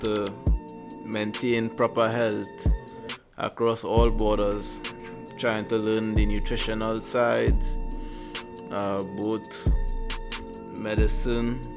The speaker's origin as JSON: {"language": "English", "country": "Trinidad & Tobago", "tie": "born or raised there", "also_born_or_lived": "Missouri", "moved": "yes", "said": "I'm from Trinidad and Tobago. So yeah, island boy."}